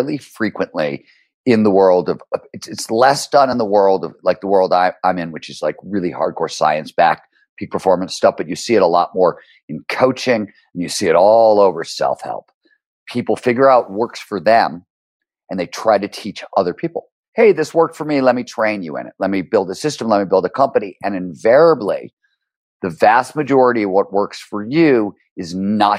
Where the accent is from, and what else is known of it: Cleveland, Ohio, United States; born or raised there